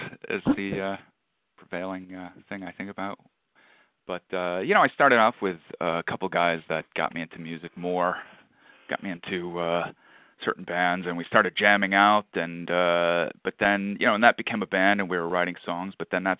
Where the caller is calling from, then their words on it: just outside of Queens, New York, United States; Calling in from just outside of Queens, New York.